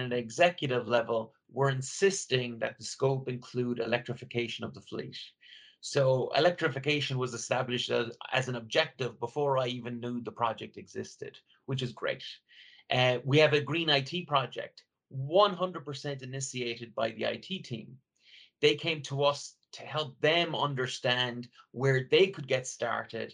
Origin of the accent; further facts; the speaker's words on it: Ireland; I grew up in Ireland, rural Ireland, where nature was all around me.